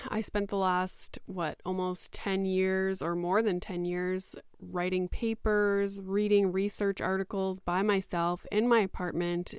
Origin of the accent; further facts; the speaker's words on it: Canada; also born or lived in Greater Toronto Area; I am Canadian.